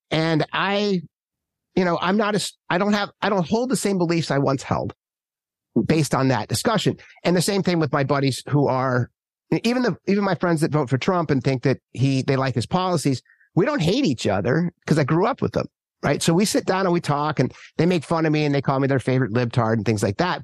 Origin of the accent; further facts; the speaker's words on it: Minnesota, United States; also born or lived in Manhattan / rural California; now in San Francisco, United States; where I grew up in Minnesota and all my friends back there